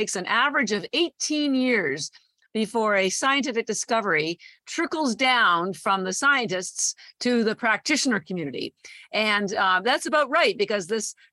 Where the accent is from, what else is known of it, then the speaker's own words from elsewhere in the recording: Canada; moved away as an adult; also born or lived in Toronto / Vancouver; now in Boston, United States; I am Canadian, born in Toronto. And I've lived all across Canada, including Vancouver. All my family's still there. I did all my schooling there